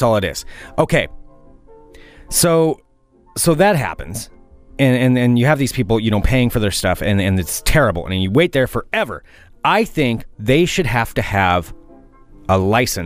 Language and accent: English; Oregon, United States; I am from Oregon